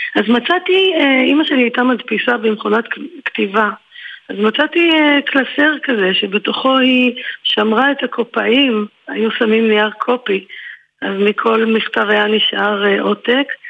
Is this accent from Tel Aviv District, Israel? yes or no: yes; a housing estate beyond the Yarkon, Tel Aviv District, Israel; גדלתי בתוך כל הדבר הזה, ובתוך זה גם הטרגיות של שני מהגרים שהגיעו לכאן מגורשים מהעולמות הקודמים שלהם, ומנסים לבנות ביחד חיים בשיכון רחוק רחוק מעבר לירקון